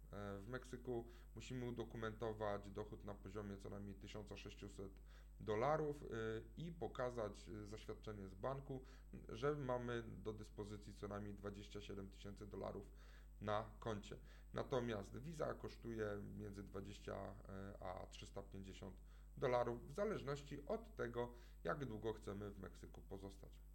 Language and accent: Polish; Poland; Pochodzimy z Polski